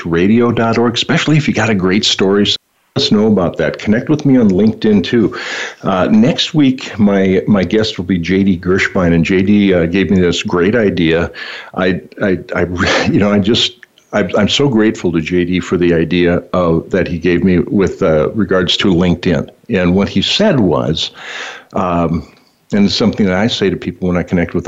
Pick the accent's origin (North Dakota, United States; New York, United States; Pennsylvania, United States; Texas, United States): North Dakota, United States; Bismarck; I'm from Bismarck, North Dakota